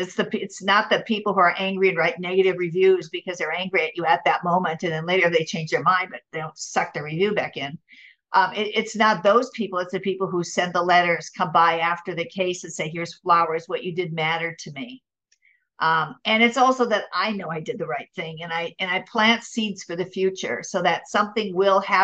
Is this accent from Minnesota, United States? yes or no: yes; Minnesota, United States; moved away as an adult; also born or lived in San Diego; now in Orange County, United States; I'm from Minnesota